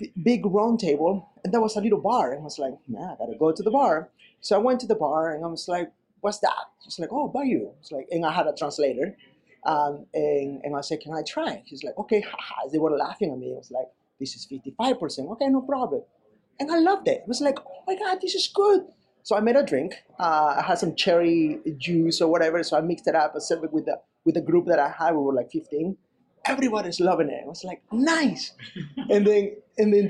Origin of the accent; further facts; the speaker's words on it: Peru; moved away; when I grew up in Peru